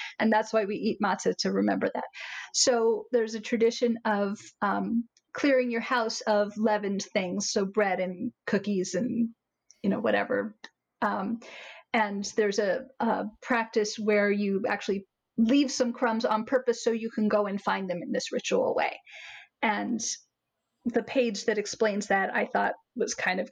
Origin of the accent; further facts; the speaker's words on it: Philadelphia, Pennsylvania, United States; I'm from Philadelphia